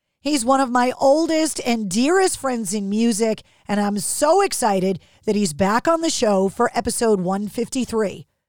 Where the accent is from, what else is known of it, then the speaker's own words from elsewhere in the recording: Boston, Massachusetts, United States; An Italian from Boston.